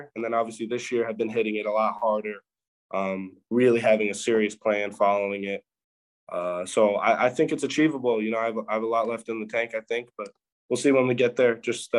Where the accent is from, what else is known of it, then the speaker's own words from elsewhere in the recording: Land O'Lakes, Florida, United States; born there; No bandwagon. I was born in Land O'Lakes, Florida. It's okay. Tampa area.